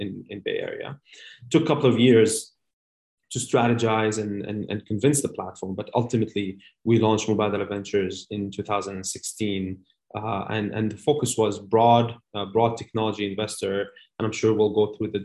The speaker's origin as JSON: {"language": "English", "town": "Amman", "region": "Amman Governorate", "country": "Jordan", "also_born_or_lived": "United Arab Emirates", "moved": "as an adult", "said": "So I'm originally actually from Amman, Jordan, in the Middle East."}